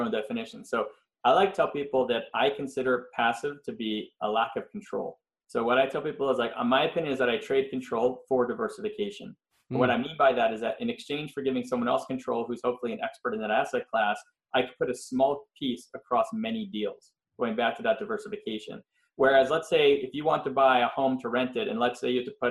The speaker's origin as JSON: {"language": "English", "town": "Montreal", "region": "Quebec", "country": "Canada", "also_born_or_lived": "Philadelphia, United States", "moved": "as an adult", "lives_now": "Los Angeles, United States", "said": "I am originally from Montreal, Canada. I moved out to US in 98, so it's been a while now"}